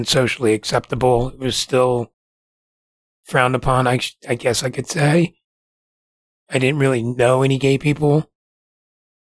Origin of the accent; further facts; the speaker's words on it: New Jersey, United States; moved away as an adult; I relocated here from New Jersey